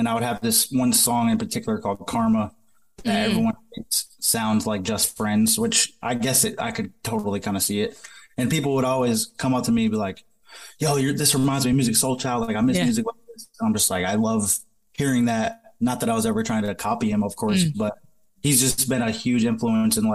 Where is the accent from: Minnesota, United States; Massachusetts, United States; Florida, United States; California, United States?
Massachusetts, United States; moved away; I'm originally from Massachusetts